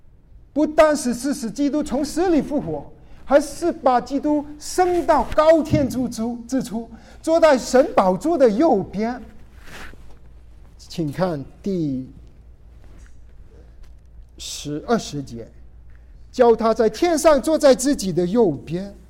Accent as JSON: {"language": "Chinese", "region": "Guangdong", "country": "China", "said": "我们广东人叫他林伯林宝。"}